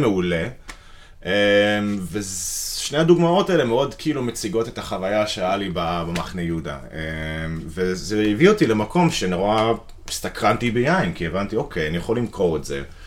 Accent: United States; moved away as an adult; now in Israel; אני אמריקאי במקור, אוקיי. אני גר בארץ איזה תשע שנים

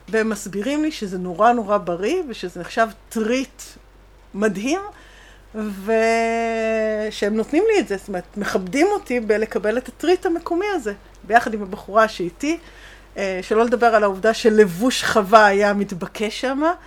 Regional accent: Israel; אנחנו מאוד ישראלים ויש לנו את האופי המאוד מאוד מאוד אה, ברור ומוחצן ואקטיבי שלנו

